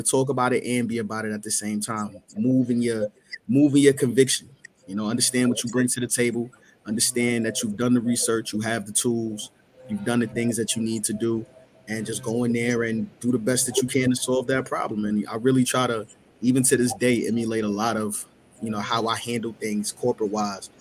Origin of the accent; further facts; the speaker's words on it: New York City, New York, United States; I'm from Queens